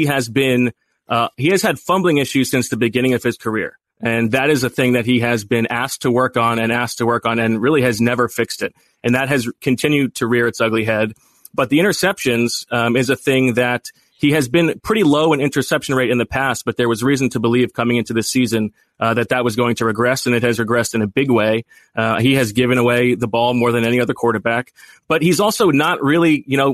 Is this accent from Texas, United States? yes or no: no; Westchester, New York, United States; moved away; I'm from Westchester, and once upon a time we shared pages in the Journal News